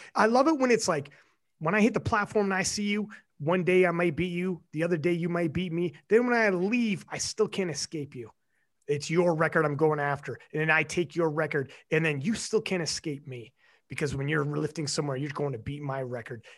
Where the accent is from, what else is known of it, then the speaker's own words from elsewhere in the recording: Canada; I'm Canadian